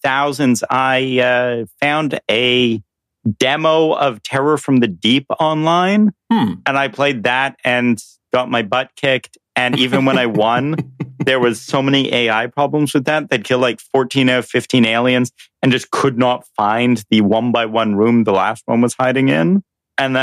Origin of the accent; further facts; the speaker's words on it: Canada; I'm Canadian, but I don't actually speak French either